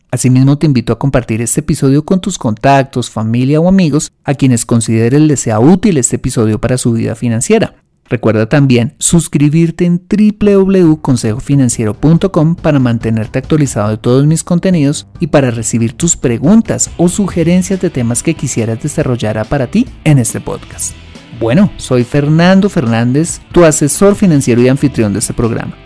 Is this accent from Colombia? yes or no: yes; Colombia; en mi país, en Colombia